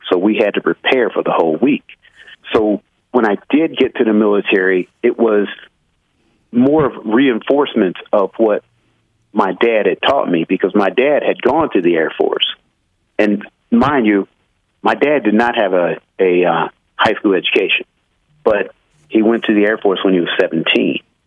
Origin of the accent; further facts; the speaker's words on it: Midwest, United States; I'm from the Midwest